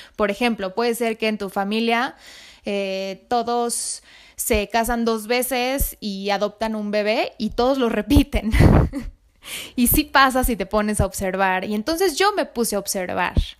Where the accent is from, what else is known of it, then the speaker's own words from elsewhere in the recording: Mexico City, Mexico; soy mexicana nací en México, en la Ciudad de México